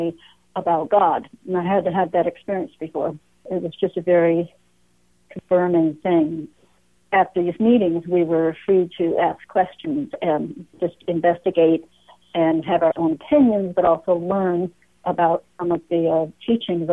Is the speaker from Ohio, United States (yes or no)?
no; Greenfield, Massachusetts, United States; I grew up in Western Massachusetts, in Greenfield, actually, not far from Amherst and the famous UMass